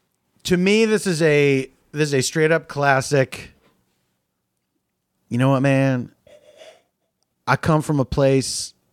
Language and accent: English; Philadelphia, Pennsylvania, United States; also born or lived in New York; now in Los Angeles, United States; Yeah, I moved from Philadelphia to Los Angeles in 94.